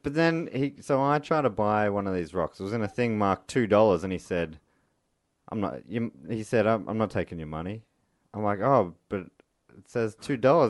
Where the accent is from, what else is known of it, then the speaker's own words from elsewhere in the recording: Melbourne, Victoria, Australia; we're from Melbourne, or some of us